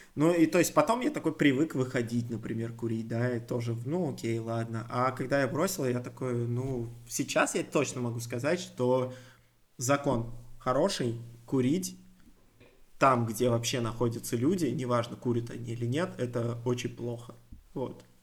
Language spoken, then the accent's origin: Russian; Moscow, Russia; also born or lived in Solntsevo, Moscow; я, в принципе, вырос, можно сказать, в Крылатском